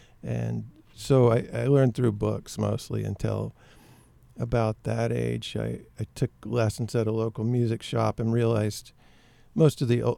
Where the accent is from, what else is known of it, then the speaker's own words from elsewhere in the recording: Memphis, Tennessee, United States; now in Maine, United States; I live in Maine now, but I grew up in Memphis, and I grew up in a maybe not musical, but music-filled household.